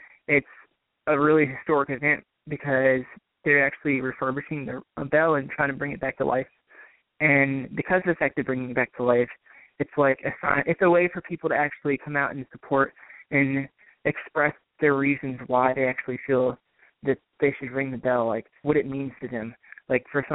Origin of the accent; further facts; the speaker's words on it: Virginia, United States; my home state, Virginia